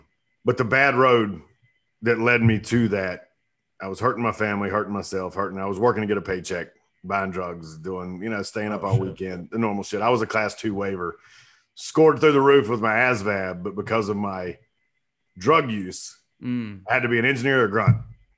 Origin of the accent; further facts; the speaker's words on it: Clover, South Carolina, United States; But from, this was in Clover, South Carolina. So small town, nothing to do. We're about 3.5 hours from Parris Island in upstate, just south of Charlotte.